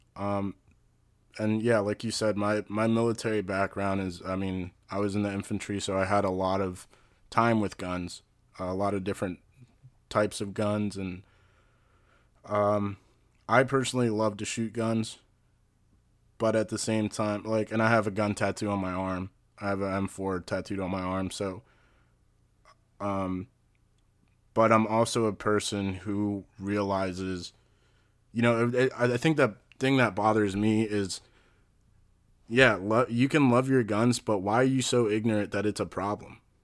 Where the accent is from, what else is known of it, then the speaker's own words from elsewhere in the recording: West Deer Park, Maryland, United States; also born or lived in Brookeville; I grew up in West Deer Park